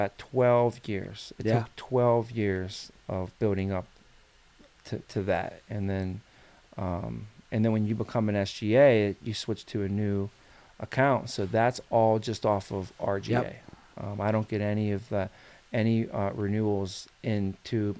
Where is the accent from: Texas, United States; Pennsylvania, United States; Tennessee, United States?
Pennsylvania, United States; Pittsburgh; now in Chicago, United States; we're two kids from McKees Rock, from Pittsburgh, technically